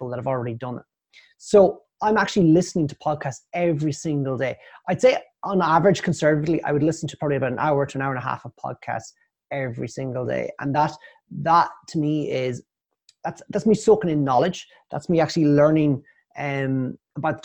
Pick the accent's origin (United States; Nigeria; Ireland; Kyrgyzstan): Ireland; I am Irish.